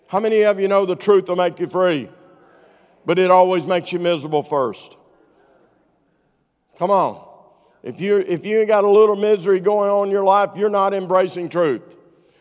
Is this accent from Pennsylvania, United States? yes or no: no; Arkansas, United States; I'm from Arkansas